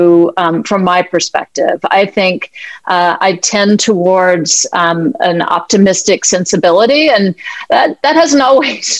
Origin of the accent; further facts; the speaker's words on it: the American South, United States; I'm from the American South, a white privileged woman